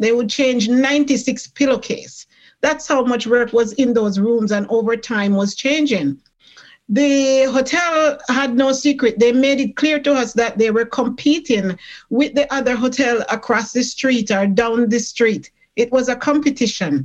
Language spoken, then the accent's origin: English; Jamaica; now in Toronto, Canada; I came from Jamaica. I am a Jamaican born, and when I came in this country